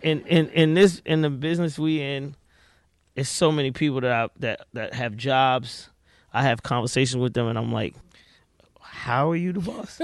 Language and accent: English; Atlanta, Georgia, United States; I was here, I'm here, I'm from Atlanta